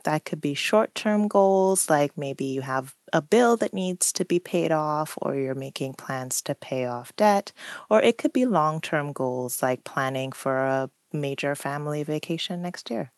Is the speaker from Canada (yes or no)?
no; Trinidad & Tobago; now in United States; I grew up on an island. I grew up in Trinidad and Tobago